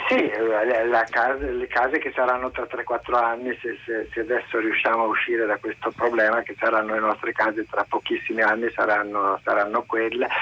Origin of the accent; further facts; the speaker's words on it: Trento, Trentino-Alto Adige, Italy; now in Paris, France; io sono originario di Trento, sono vissuto in un paesino fuori, fuori città